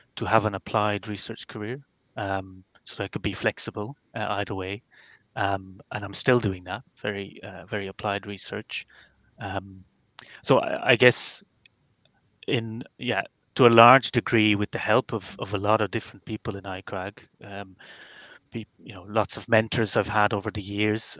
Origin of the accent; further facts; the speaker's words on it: Belgium; moved away as an adult; now in Ireland; I'm from Belgium